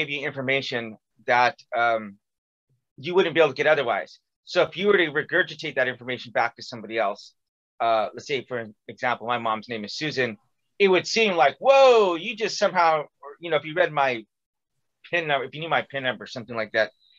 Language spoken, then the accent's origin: English; California, United States; moved away as an adult; also born or lived in Missouri; I was from California, but went to school in Missouri